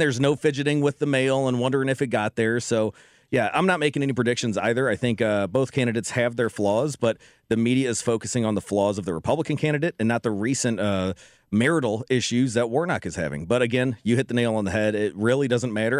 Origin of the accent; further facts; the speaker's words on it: Ferguson, Missouri, United States; I grew up in Ferguson, Missouri